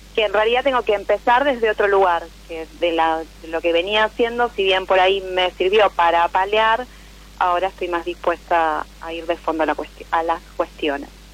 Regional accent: Buenos Aires, Argentina; Soy de Capital

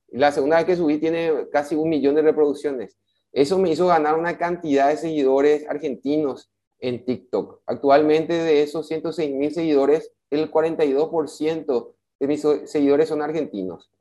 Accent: Paraguay; tenemos como paraguayos

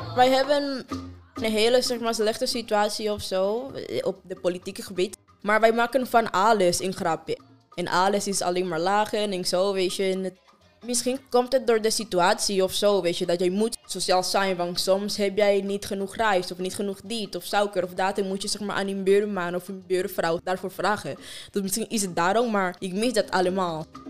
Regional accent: Afghanistan; Dutch is a second language; now in Utrecht, Netherlands; Ik kom uit Afghanistan

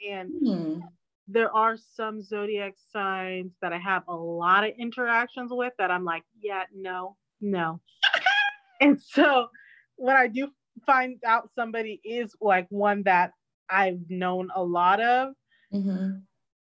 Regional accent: Orange County, California, United States; growing up in Orange County

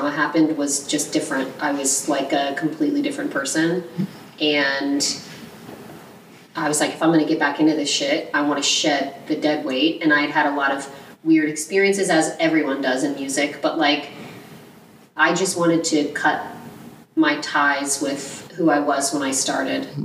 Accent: Houston, Texas, United States; moved away; also born or lived in Dallas, Texas / Southlake, Texas; I was born in Houston

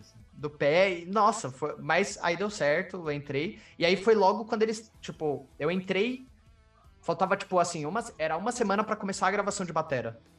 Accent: São Paulo, Brazil; eu sou de São Paulo

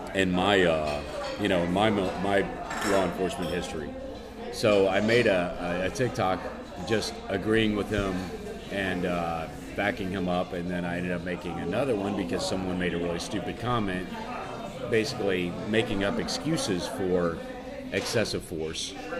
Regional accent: Cajun, Louisiana, United States; I am Cajun

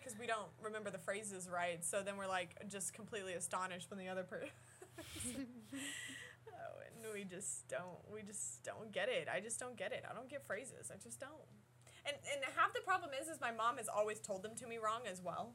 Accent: Midwest, United States; we're also from the Midwest

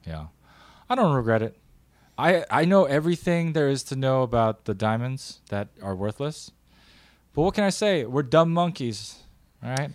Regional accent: United States; That's being real as an American

